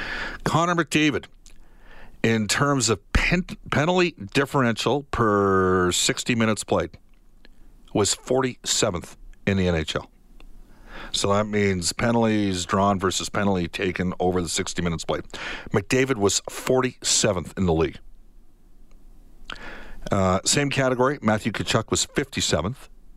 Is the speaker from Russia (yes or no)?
no; Canada; I'm Canadian